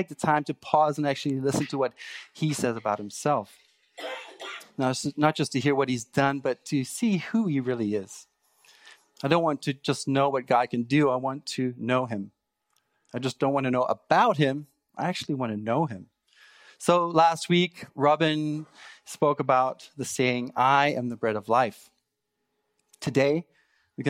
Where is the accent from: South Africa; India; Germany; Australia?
South Africa; moved away as an adult; now in Canada; I grew up in South Africa